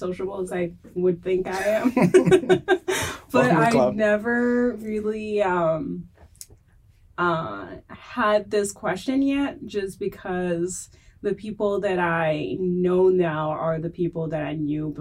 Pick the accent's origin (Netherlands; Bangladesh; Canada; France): France; accent: French; English is a second language; moved away as an adult; also born or lived in Burkina Faso; now in United States; I got adopted when I was three by a French family. So I grew up with a white family. My parents are white, my brothers are white. I'm the only black person in my family. I have four brothers. And so, yeah, I've been raised in France.